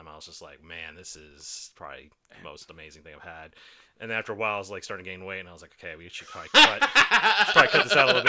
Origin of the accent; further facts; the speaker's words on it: New York, United States; moved away; I'm from New York